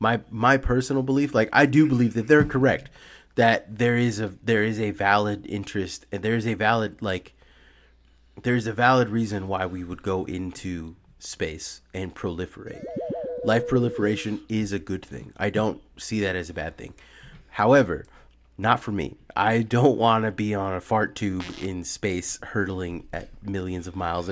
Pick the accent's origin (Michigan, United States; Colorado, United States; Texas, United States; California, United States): California, United States; Bay Area; I've grown up in like the Bay Area my whole life